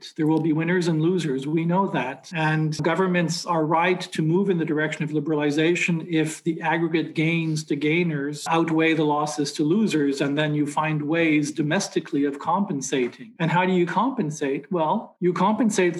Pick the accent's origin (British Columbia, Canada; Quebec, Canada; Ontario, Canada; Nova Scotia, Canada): Quebec, Canada; Montreal; I grew up in Montreal, and the number one industry, the number one employer in my hometown when I was a kid was textiles and clothing